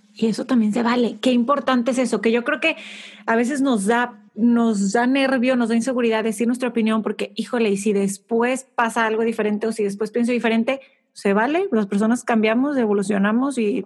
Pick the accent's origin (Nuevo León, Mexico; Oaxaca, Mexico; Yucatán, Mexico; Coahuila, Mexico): Nuevo León, Mexico; Monterrey; Yo crecí en, en Monterrey, México